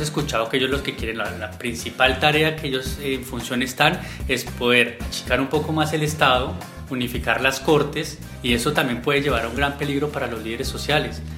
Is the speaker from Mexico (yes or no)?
no; Colombia; mí que soy colombiano